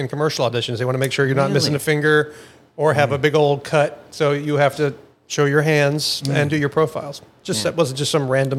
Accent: Alabama, United States; also born or lived in Florida; now in Los Angeles, United States; I am from Alabama. I went to school in Florida.

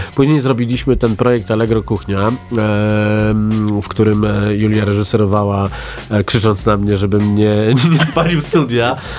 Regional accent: near Prochowice, Lower Silesian Voivodeship, Poland; moved away; z Prochowic, które mm. były 14 km od mojego rodzinnego miasta

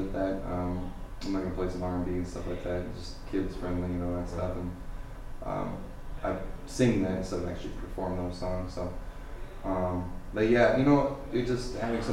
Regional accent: Nebraska, United States; also born or lived in Madison area, Wisconsin; now in Janesville, United States; I'm originally from Nebraska

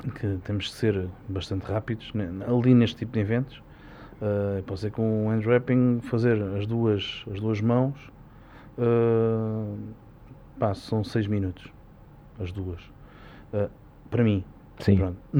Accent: Portugal; tenho muito orgulho é ser português

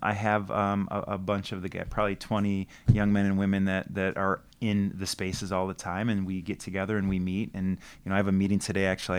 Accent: Detroit, Michigan, United States; also born or lived in Farmington Hills; I grew up on Schaefer and Finkel on the west side of Detroit

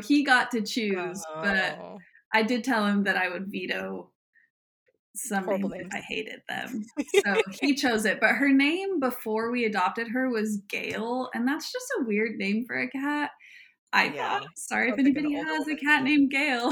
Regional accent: Weiser, Idaho, United States; born or raised there; moved away as an adult; now in Vermont, United States

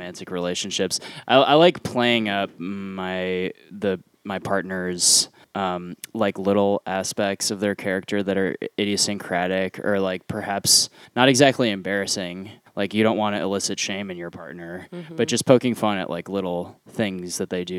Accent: Cleveland, Ohio, United States; I'm from Cleveland

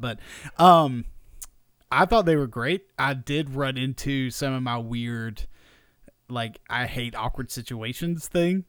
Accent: South Georgia, United States; growing up in South Georgia

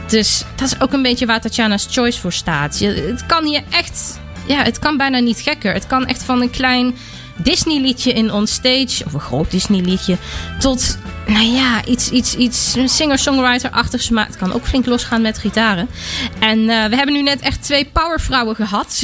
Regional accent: Germany; ik kom dus oorspronkelijk uit Duitsland. Ik woon daar ook en ben dus ook Duitse.

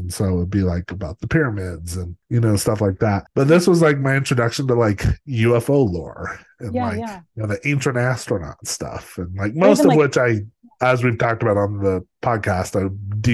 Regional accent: Los Alamos, New Mexico, United States; growing up in Los Alamos, like the weird, you know, it's like my parents both worked for the government.

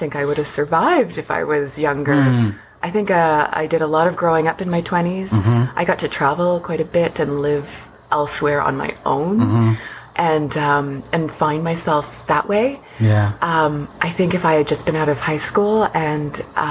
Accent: Newmarket, Ontario, Canada; I grew up in Newmarket, north of here

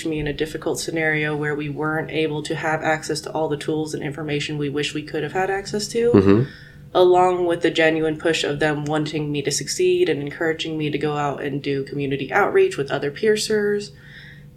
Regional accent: Guangzhou, Guangdong, China; now in United States; Guangzhou is my hometown.

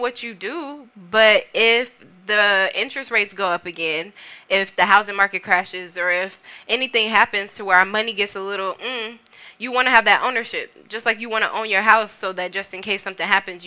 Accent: Carson, California, United States; also born or lived in Compton / North Long Beach; I'm from the South Bay area. I'm from Carson. You know, I grew up in Carson, Compton. I live in North Long Beach right now

